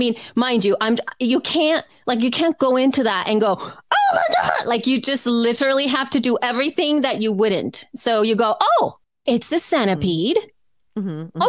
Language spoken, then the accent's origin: English; El Salvador; now in Los Angeles, United States; I was raised in El Salvador